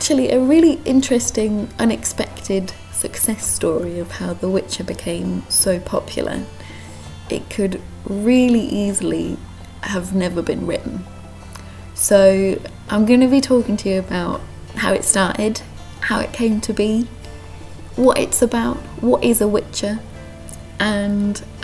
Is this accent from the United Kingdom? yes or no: yes; United Kingdom; now in Krakow, Poland; as a British person